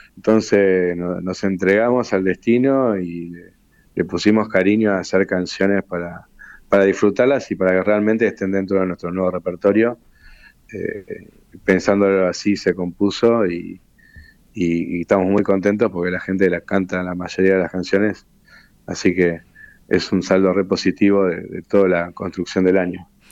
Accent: Río de la Plata, Argentina; somos de acá, somos rioplatenses, y, me crié escuchando la, música de acá

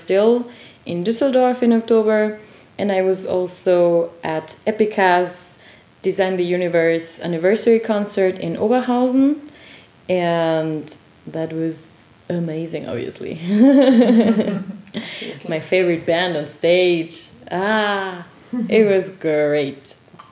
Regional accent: Quito, Pichincha, Ecuador; now in Dortmund, Germany; while being in my hometown

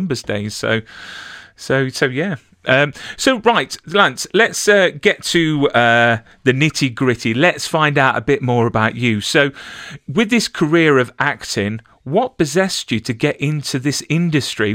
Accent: Mansfield, East Midlands, United Kingdom; I am from a small place called Mansfield, which is near Nottingham.

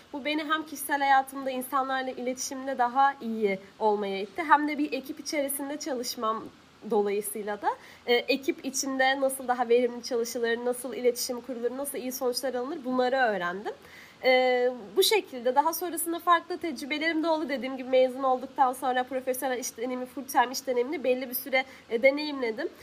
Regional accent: Hatay, Turkey; Hataylıyım. Ben Hatay'da sürekli olarak böyle özellikle yaz mevsiminde hem sıcak hem de sık sık su kesintileri

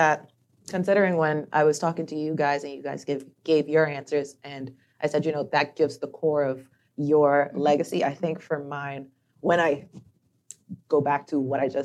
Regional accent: Turks & Caicos Islands; I'm from Turks and Caicos

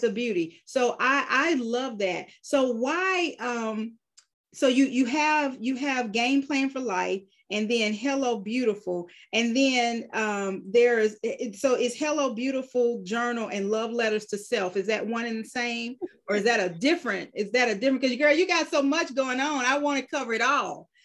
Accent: Georgia, United States; there are very few of us who were born and raised in Georgia

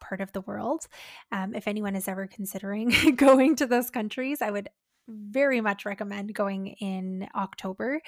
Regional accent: Canada; as Canadians

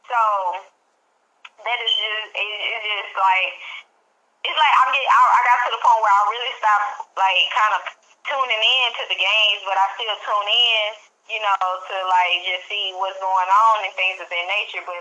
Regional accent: Dallas, Texas, United States; I'm from Dallas, Texas

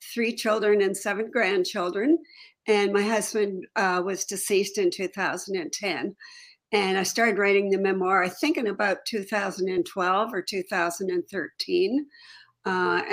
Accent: Toronto, Ontario, Canada; moved away as an adult; also born or lived in Chicago / Alaska; I had lived in Toronto and I grew up in Toronto

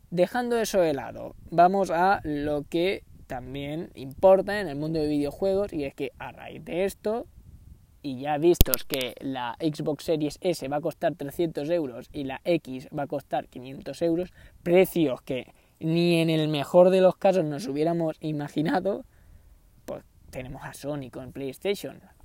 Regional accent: Canary Islands, Spain; yo soy de Canarias

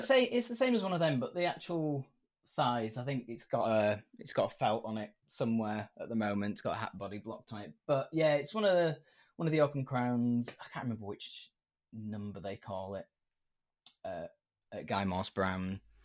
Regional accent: York, Yorkshire and the Humber, United Kingdom; I'm from York, which is in Yorkshire in the UK.

